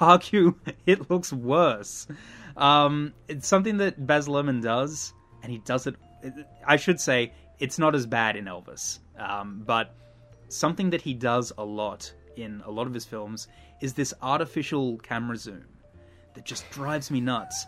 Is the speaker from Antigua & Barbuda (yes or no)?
no; Australia